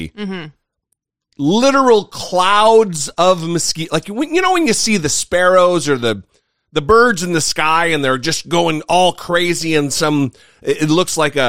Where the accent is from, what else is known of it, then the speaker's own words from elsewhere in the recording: northern Idaho, United States; also born or lived in Southern California; now in Washington, D.C., United States; I'm from northern Idaho.